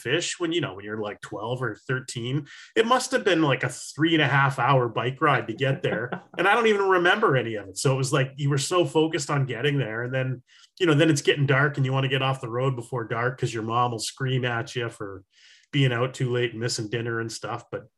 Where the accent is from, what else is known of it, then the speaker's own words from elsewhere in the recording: New Hampshire, United States; I grew up in New Hampshire and spin fishing, right?